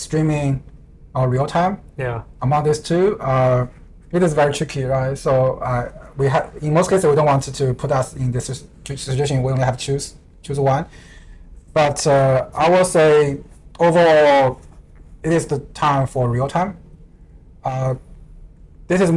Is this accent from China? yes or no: yes; China; now in Vancouver, Canada; I'm coming from China